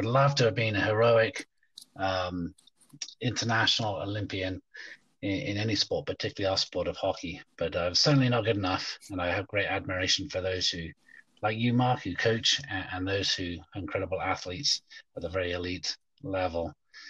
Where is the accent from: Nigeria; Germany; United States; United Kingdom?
United Kingdom; England; I grew up in England, and I think as an 11-year-old, it was a school sport